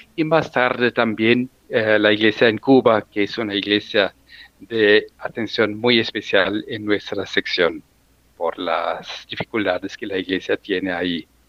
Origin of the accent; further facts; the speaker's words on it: Germany; also born or lived in Brazil; yo soy alemán, pero mi corazón es medio brasileño porque viví casi dos años en Brasil